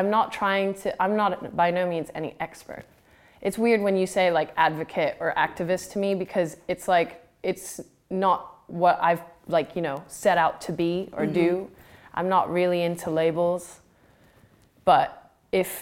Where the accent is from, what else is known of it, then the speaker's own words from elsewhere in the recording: Phuket, Thailand; I grew up in Thailand, and I grew up by the sea, growing up on an island